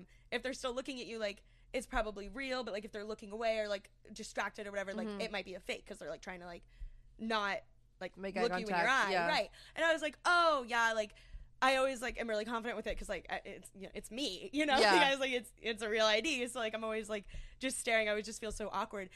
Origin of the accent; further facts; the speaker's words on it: Pennsylvania, United States; moved away as an adult; now in Florida, United States; I'm from Pennsylvania, and I go to school in Florida